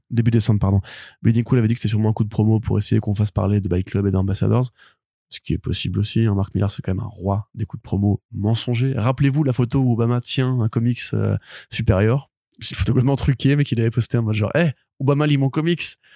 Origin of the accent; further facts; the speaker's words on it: France; je suis français